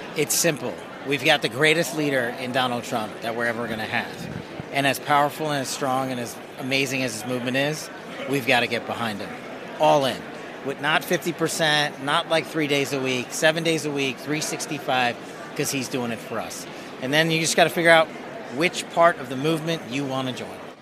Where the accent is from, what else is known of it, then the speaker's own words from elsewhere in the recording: Nevada, United States; in Nevada, in my home state